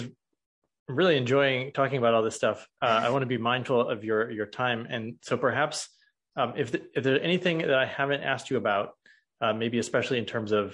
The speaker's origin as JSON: {"language": "English", "region": "Missouri", "country": "United States", "said": "I'm from the Show Me State, Missouri."}